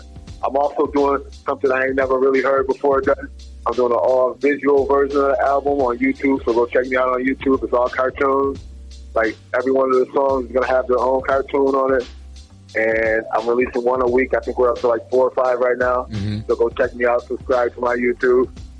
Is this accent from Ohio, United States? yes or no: no; Buffalo, New York, United States; I grew up in Buffalo, you know what I mean? Buffalo, New York. I went to school out there.